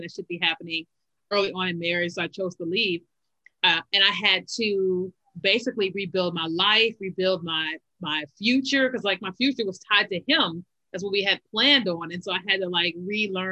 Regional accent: Kentucky, United States; moved away as an adult; also born or lived in Chicago, Illinois; now in Virginia, United States; we lived in Kentucky, like most of our lives, even though I was born in Chicago.

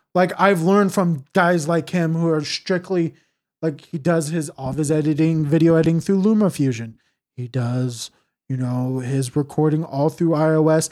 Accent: California, United States; I'm from Cal, or from California

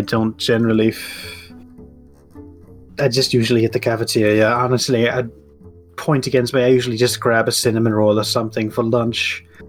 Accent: Germany; moved away as an adult; now in United States; I have lived in America for about 20 years now, but I was born and raised in East Germany.

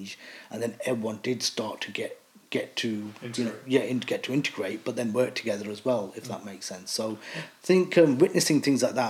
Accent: Leicester, East Midlands, United Kingdom; So I was born in Leicester. I've lived in Leicester majority of my life

